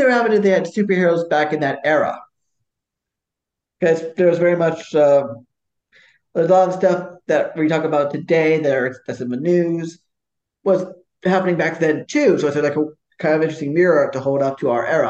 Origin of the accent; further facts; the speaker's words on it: New York City, New York, United States; I'm from Brooklyn